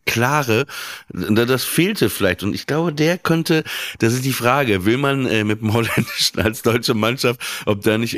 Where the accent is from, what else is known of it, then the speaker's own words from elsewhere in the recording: France; als Franzose